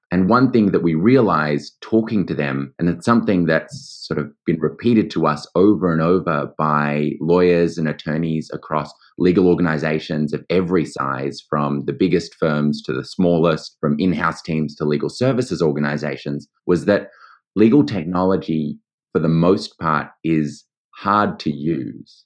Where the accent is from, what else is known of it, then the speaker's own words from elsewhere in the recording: Australia; accent: Australian; also born or lived in New York; as you might hear by my accent, I am Australian. I went to law school here